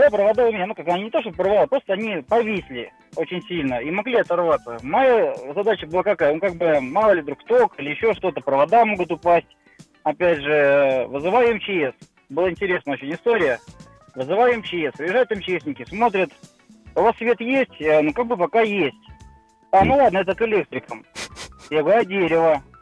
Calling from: Voronezh, Voronezh Oblast, Russia; А история была такая, ну, это, грубо говоря, значит, я, кстати, из Воронежа

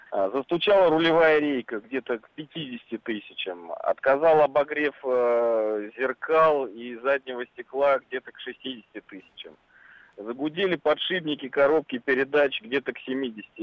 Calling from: Moscow, Russia; Я звоню из Москвы.

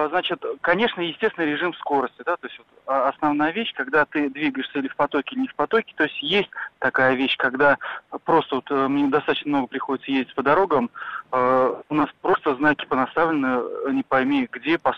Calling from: Kazan, Tatarstan, Russia; А, добрый день, я из Казани.

